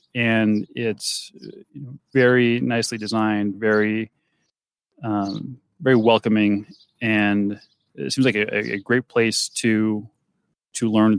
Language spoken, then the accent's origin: English; Ohio, United States; And we're from Ohio, many of them.